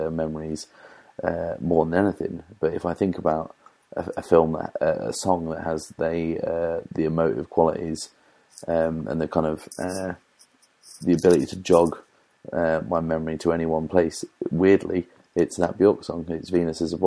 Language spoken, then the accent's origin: English; East Anglia, East of England, United Kingdom; growing up in East Anglia